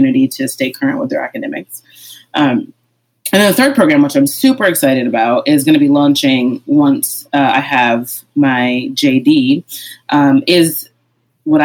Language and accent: English; Amherst, Massachusetts, United States; in my community growing up in Amherst, Massachusetts